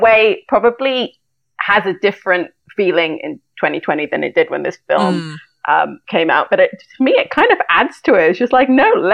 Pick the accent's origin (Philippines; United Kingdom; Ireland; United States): United Kingdom; when you're kind of a teenager in the UK